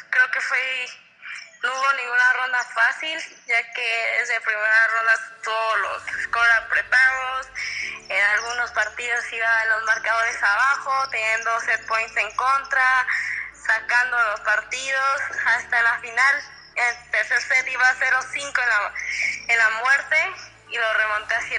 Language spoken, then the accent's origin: Spanish; Morelia, Michoacán, Mexico; now in Mérida, Mexico; yo empecé a jugar tenis a los 4 años en Morelia